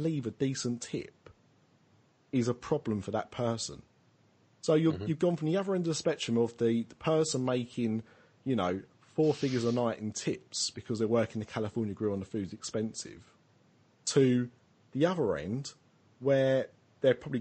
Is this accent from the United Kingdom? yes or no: yes; United Kingdom; we're British